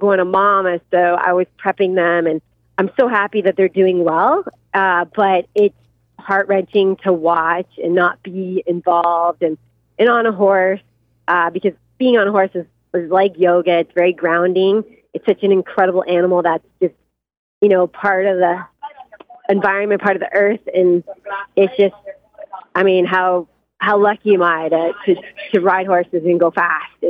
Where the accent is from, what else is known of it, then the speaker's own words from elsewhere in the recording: Canada; now in United States; I'm Canadian